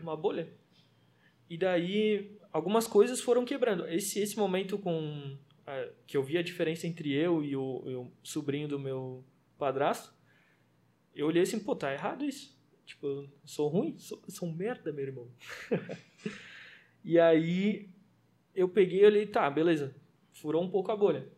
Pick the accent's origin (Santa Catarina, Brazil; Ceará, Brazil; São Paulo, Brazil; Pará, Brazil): Santa Catarina, Brazil; Florianópolis; eu cresci sim no, no Morro da Chácara, não sei se a galera vai conhecer, mas é atrás do Morro do Havaí